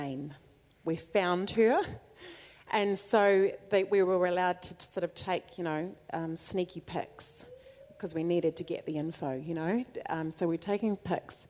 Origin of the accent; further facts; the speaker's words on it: New Zealand; we're from New Zealand